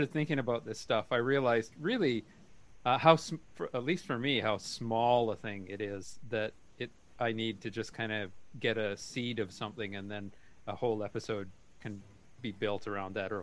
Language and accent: English; Canada; moved away; I was originally from Canada.